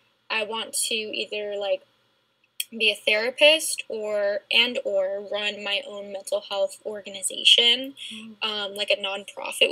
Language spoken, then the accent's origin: English; New Jersey, United States; I'm from New Jersey